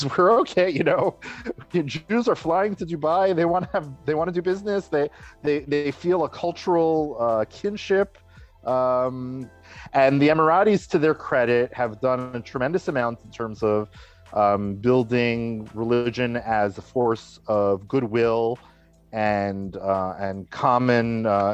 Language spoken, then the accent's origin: English; New York, United States; first language English; moved away as an adult; now in Israel; growing up in New York, I grew up in a melting pot